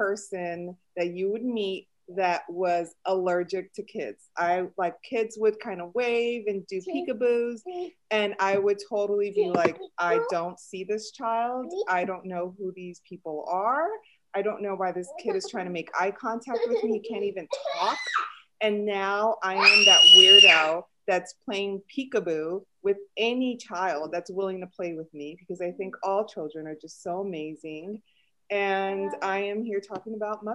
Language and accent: English; Chicago, Illinois, United States; accent: Chicago-ish; first language Spanish; English is a second language; moved away as an adult; now in Los Angeles, United States; born and raised in Chicago